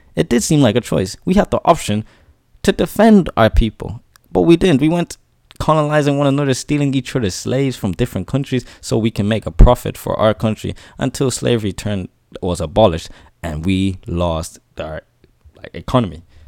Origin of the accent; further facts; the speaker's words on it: Ireland; But I'm Irish too. I'm born here. I'm raised here. I'm Irish